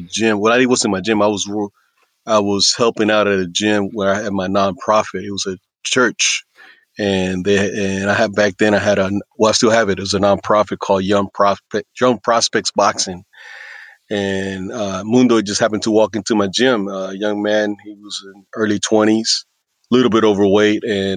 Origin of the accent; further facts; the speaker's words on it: East Coast, United States; also born or lived in Puerto Rico / Texas / Houston; I was born in Puerto Rico, mostly raised in the United States. I lived in the East Coast for a while. Moved to Texas